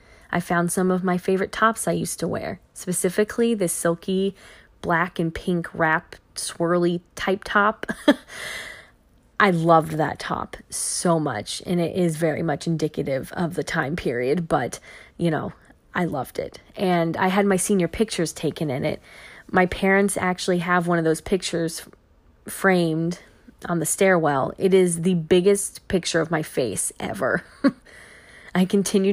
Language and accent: English; Fredericksburg, Virginia, United States; moved away as an adult; also born or lived in Milwaukee, Wisconsin; now in Fredericksburg, United States; moved in with my parents in Fredericksburg, Virginia, my hometown